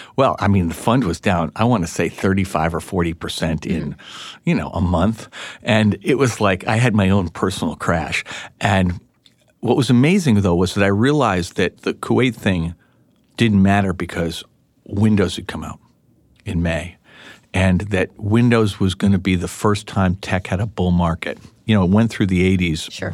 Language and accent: English; Albany, New York, United States; I grew up in Albany, New York